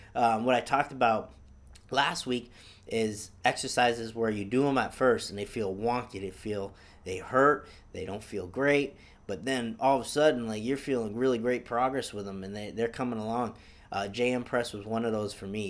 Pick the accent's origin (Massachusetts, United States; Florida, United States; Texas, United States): Massachusetts, United States; Easthampton; I'm born and raised in Massachusetts, um, East Hampton, Mass